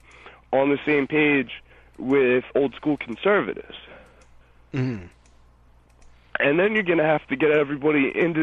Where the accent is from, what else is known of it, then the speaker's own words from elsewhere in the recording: New Jersey, United States; I'm from New Jersey